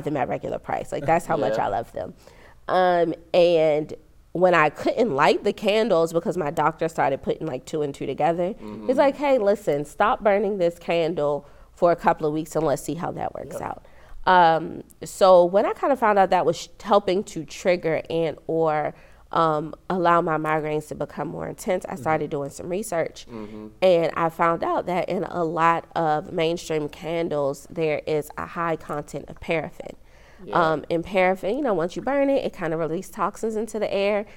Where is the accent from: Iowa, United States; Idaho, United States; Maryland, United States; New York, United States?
Maryland, United States; Prince George's County; also born or lived in Anne Arundel County, Maryland; born and raised in Maryland, specifically PG County, but I've spent the bulk of my adult life living in Arundel County.